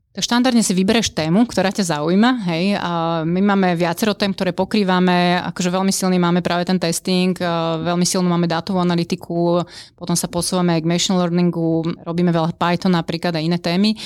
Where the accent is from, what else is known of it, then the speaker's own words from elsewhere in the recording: Bratislava, Bratislava Region, Slovakia; ja som z Bratislavy